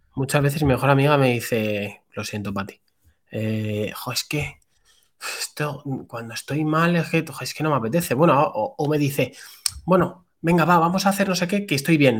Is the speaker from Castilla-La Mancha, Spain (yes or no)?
no; Madrid, Community of Madrid, Spain; soy un chaval de Madrid, tengo 28 años